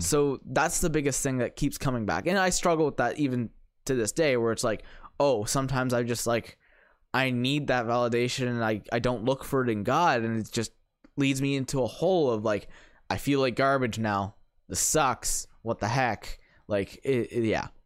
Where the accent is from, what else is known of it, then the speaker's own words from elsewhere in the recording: St. Catharines, Ontario, Canada; I grew up in Saint Catharines